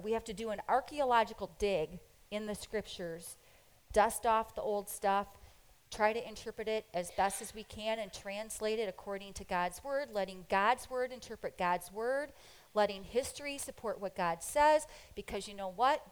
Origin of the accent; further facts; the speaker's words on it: United States; we're so American. I mean, we are really um, American